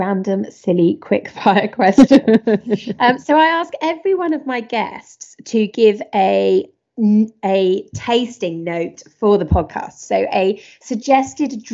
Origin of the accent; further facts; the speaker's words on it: United Kingdom; It's definitely a rite of passage as a Brit that you have to go there for a cup of tea